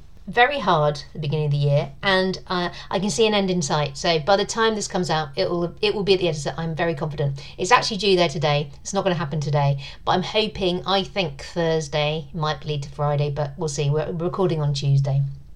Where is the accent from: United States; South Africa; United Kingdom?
United Kingdom; being British